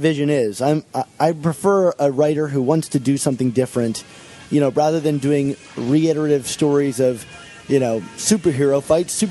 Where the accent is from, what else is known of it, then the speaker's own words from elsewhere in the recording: Baltimore, Maryland, United States; I'm actually from the Baltimore area